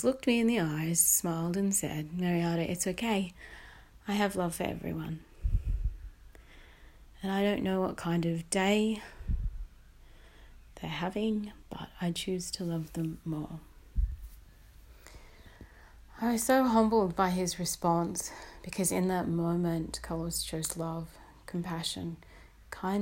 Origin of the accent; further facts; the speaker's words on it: Belmont, New South Wales, Australia; I was born in Belmont, New South Wales.